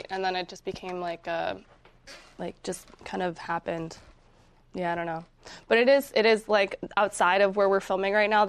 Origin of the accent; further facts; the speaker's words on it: Minnesota, United States; moved away as an adult; also born or lived in Los Angeles; I'm from Minnesota, but I lived in L.A. for 8 years.